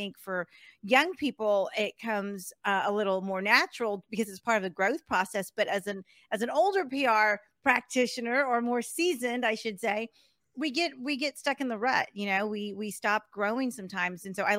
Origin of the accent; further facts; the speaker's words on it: Texas, United States; but being able to say, "Oh, I'm from Texas," it's such a large state that you end up knowing so many people.